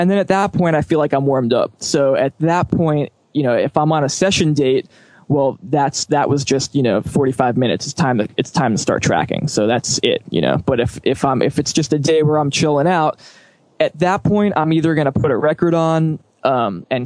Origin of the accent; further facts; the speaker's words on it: New York City, New York, United States; growing up in New York at a good time